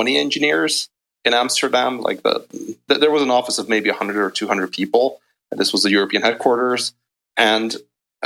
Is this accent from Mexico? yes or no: no; Hungary; moved away as an adult; also born or lived in United Kingdom; I'm actually originally from Hungary